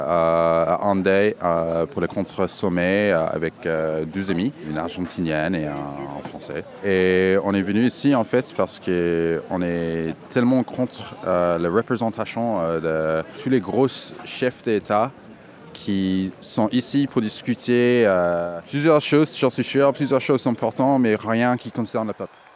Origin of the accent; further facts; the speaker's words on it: Dublin, Leinster, Ireland; je viens de Dublin, en Irlande